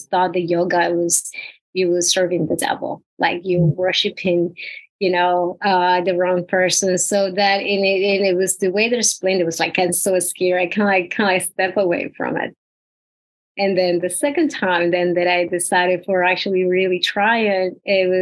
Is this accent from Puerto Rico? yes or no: yes; Puerto Rico; Puerto Rico. I am from the tiny island of Puerto Rico.